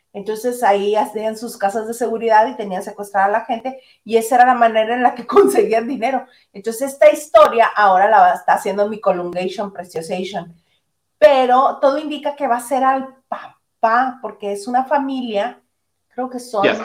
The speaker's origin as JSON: {"language": "Spanish", "town": "Mexicali", "region": "Baja California", "country": "Mexico", "tie": "born or raised there", "moved": "as an adult", "said": "yo siendo mexicalense, viviendo 26 años, bueno, 25 años de mi vida en Mexicali, me fui a vivir a la Ciudad de México"}